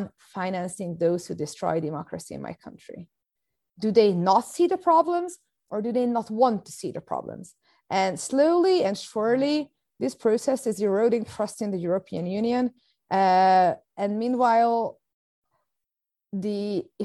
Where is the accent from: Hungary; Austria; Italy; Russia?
Hungary; I'm from Hungary.